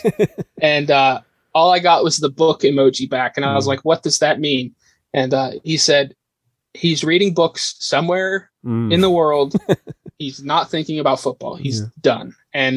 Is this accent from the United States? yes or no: yes; Pittsburgh, Pennsylvania, United States; born and raised in Pittsburgh